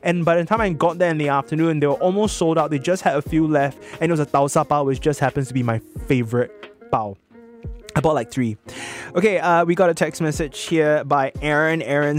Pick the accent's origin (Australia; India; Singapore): Singapore; West Region; I grew up in the West, so I don't know the East very well.